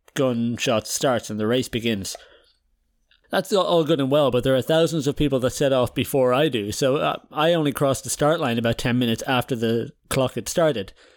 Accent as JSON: {"language": "English", "country": "Ireland", "moved": "yes", "lives_now": "Netherlands", "said": "we're Irish, but I live in the Netherlands"}